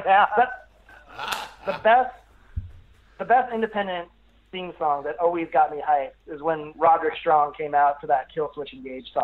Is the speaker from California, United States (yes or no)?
yes; Los Angeles, California, United States; also born or lived in Santa Monica; I grew up in L.A.